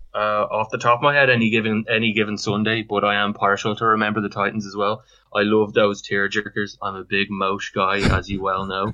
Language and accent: English; Dublin, Leinster, Ireland; I'm from Cloney in Dublin. Um, uh, I live in Shankill in Dublin at the moment, and uh, yeah, I'm basically uh, been uh, living here all my life